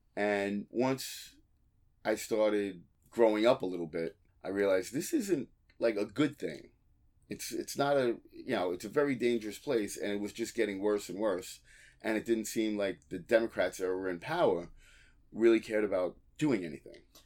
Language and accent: English; Long Island, New York, United States; I grew up on Long Island